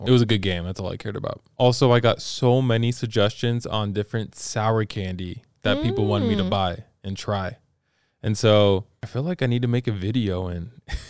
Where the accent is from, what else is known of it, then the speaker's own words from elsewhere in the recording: California, United States; I'm from California, so got to represent at some point.